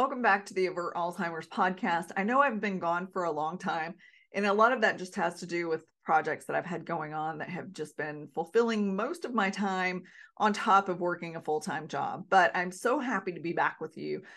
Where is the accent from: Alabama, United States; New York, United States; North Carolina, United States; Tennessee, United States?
North Carolina, United States; now in Alaska, United States; I'm born and raised in North Carolina